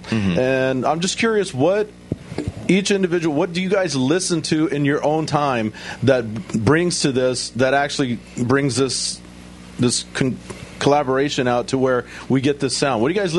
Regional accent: Texas, United States; I grew up in Texas. I listened to Southern rock my entire life

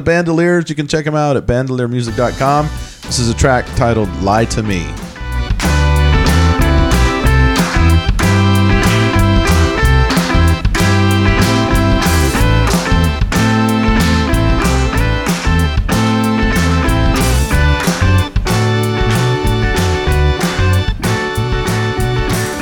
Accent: Houston, Texas, United States; moved away; I'm from Houston. I still have connections there

